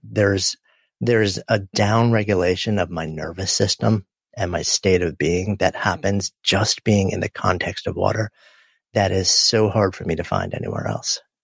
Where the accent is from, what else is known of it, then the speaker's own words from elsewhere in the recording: New York, United States; I grew up just outside of New York City